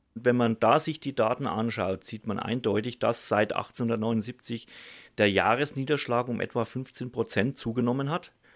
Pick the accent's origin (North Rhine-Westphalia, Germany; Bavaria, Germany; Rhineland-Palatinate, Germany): Bavaria, Germany; Upper Franconia; moved away; Wo ich herkomme, aus Oberfranken